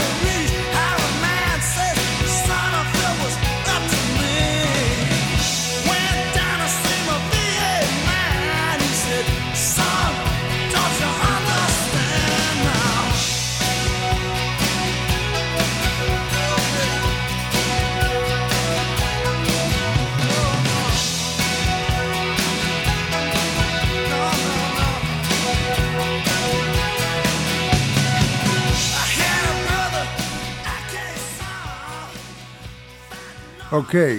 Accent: New York City, New York, United States; I live here. I was born in Brooklyn, the USA

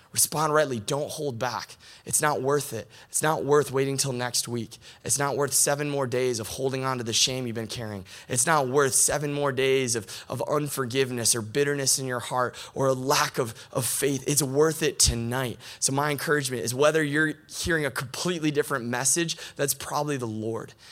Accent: Michigan, United States; also born or lived in Grand Rapids, Michigan; I'm from Michigan, but live here in Grand Rapids now

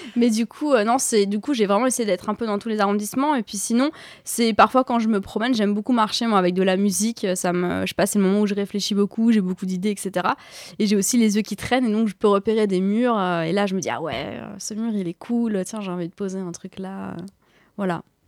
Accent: Paris, Île-de-France, France; j'ai grandi à Paris euh, ces dernières années

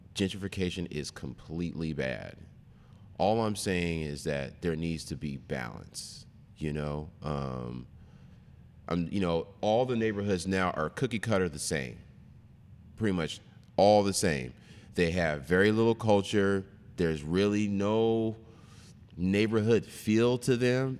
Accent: Seattle, Washington, United States; also born or lived in Kent, Washington / Rainier Valley, Seattle / Northgate, Seattle; I grew up in the Central in the early eighties

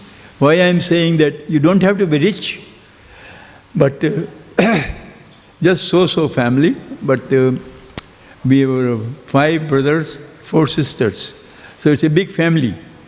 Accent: Agra, Uttar Pradesh, India; now in Melbourne, Australia; So I was born in Agra, the city of Taj Mahal

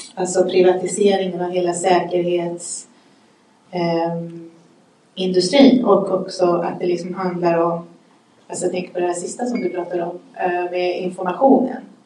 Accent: Stockholm, Stockholm County, Sweden; vi kommer från Järva

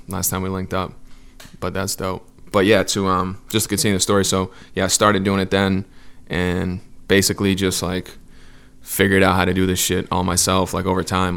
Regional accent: Southern New Hampshire, United States; moved away as an adult; now in Los Angeles, United States; I'm from New Hampshire, um, like Southern New Hampshire. It's like forty minutes from Boston

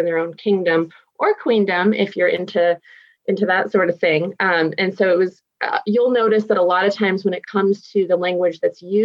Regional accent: Massachusetts, United States; first language English; now in Pacific Northwest, United States; I'm from Massachusetts

